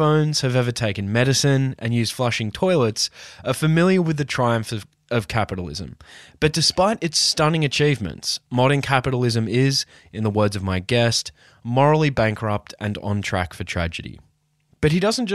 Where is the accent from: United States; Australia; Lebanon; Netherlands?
Australia; Newcastle, New South Wales; I was born and raised in Newcastle, Australia